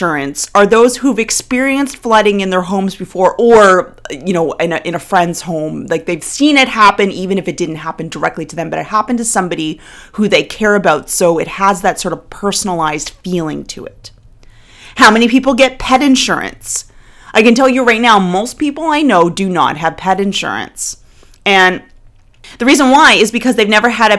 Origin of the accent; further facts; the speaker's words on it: Nova Scotia, Canada; moved away; I'm originally from the Maritimes of Canada. I'm originally from Nova Scotia.